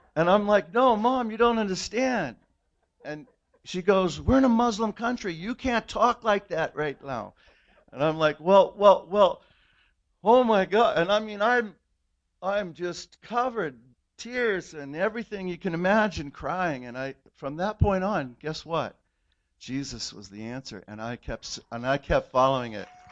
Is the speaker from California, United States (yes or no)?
yes; California, United States; I grew up in in California in the '60s